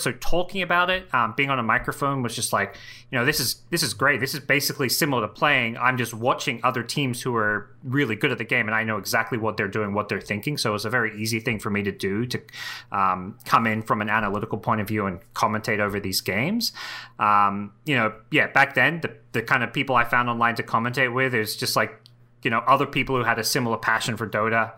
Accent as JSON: {"language": "English", "country": "Australia", "tie": "born or raised there", "also_born_or_lived": "Southeast Asia", "moved": "as an adult", "said": "Australia, which is my hometown."}